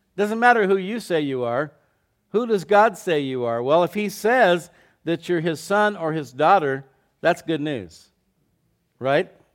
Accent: Scottsdale, Arizona, United States; I was in the fifth grade. I was going to s, to elementary school in downtown Scottsdale, Arizona

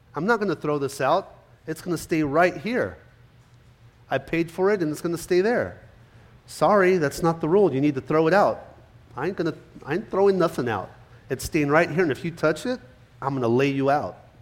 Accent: California, United States; moved away; growing up in California, I was there till about 96

